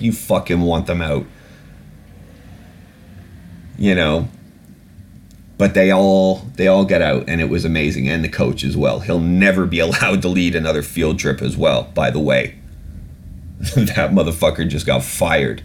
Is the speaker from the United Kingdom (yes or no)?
yes; England, United Kingdom; I was born in England. I am British. I am a British citizen.